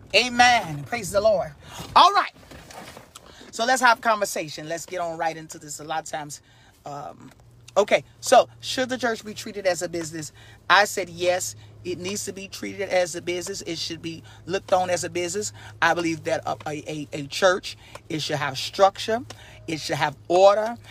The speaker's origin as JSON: {"language": "English", "town": "Chicago", "region": "Illinois", "country": "United States", "also_born_or_lived": "Texas", "moved": "yes", "lives_now": "Carolina, United States", "said": "I'm originally from Chicago, but I lived in Texas 12 years, and now I'm in Carolina."}